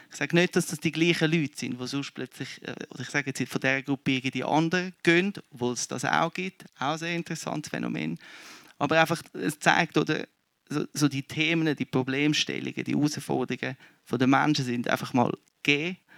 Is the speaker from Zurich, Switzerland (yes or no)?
yes; Zurich, Switzerland; ich, ich komme aus Zürich, ein Kind von den 90er.